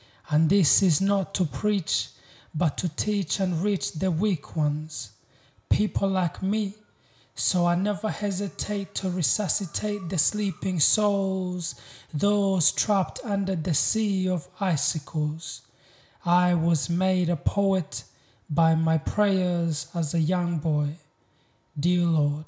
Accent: Uganda; also born or lived in Congo / Rwanda; now in Newcastle, Australia; I was born in Congo. I grew up in Uganda, and my family originally comes from Rwanda.

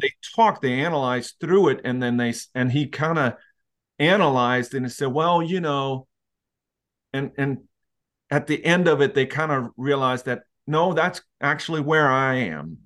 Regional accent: Leksand, Dalarna County, Sweden; I am from Lexand

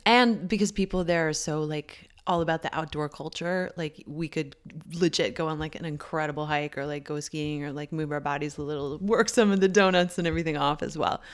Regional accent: Canada; moved away; me being Canadian

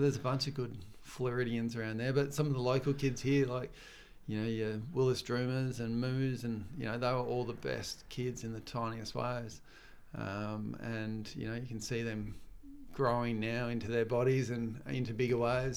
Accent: Torquay, Victoria, Australia; moved away as an adult; now in Gold Coast, Australia; when I grew up in Torquay

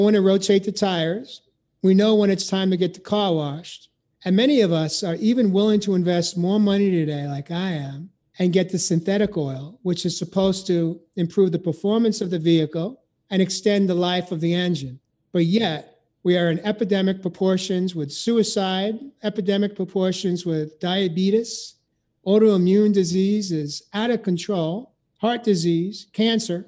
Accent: New York, United States; I grew up in New York

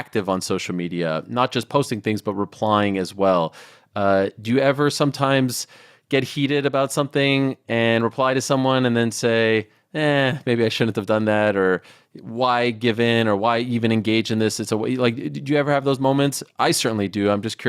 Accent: Canada; I'm Canadian also, because AOL wasn't as big of a deal over there.

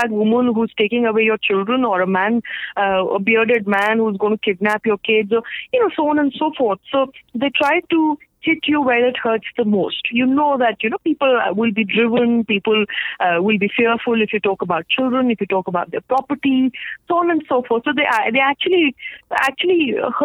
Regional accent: India; I'm a proud Indian because of the diversity of this country

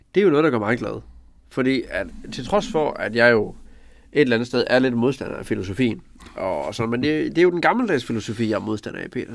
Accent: Denmark

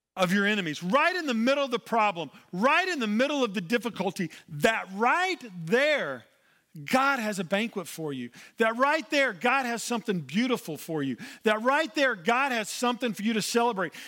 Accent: Oklahoma, United States; moved away; I'm originally from Oklahoma

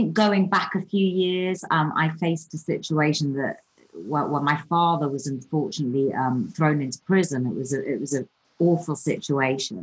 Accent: Newcastle upon Tyne, North East England, United Kingdom; I was brought up in Newcastle, which is an amazing town

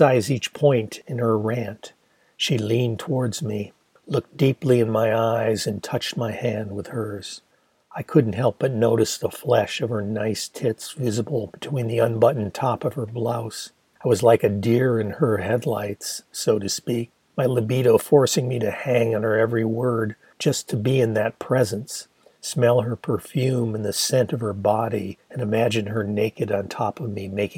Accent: Ann Arbor, Michigan, United States; my hometown of Ann Arbor

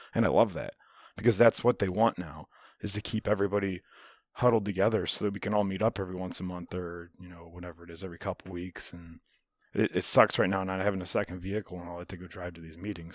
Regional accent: United States; I love being American.

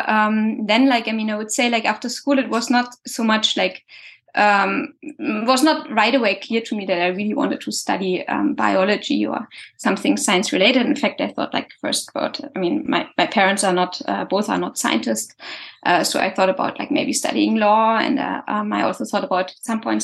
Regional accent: Germany; English is a second language; moved away as an adult; now in France; originally I'm from Germany

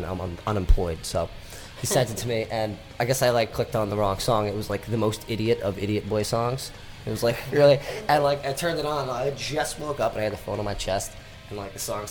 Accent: New Jersey, United States; I'm from Jersey.

